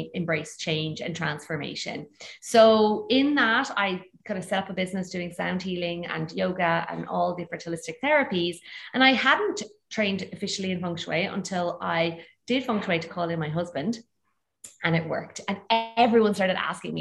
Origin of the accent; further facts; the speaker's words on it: Ireland; accent: Irish; moved away as an adult; also born or lived in Bali / Greece; you'll hear from my accent, I'm actually originally Irish